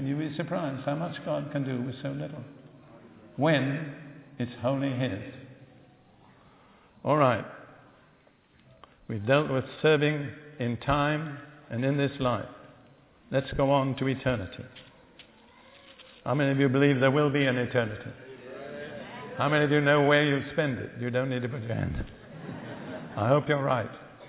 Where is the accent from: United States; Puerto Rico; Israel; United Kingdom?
United Kingdom; Remember, I'm as British as you are.